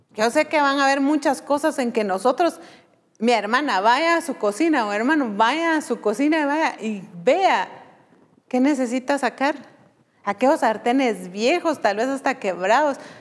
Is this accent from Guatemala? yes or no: yes; Guatemala; como decimos aquí en Guatemala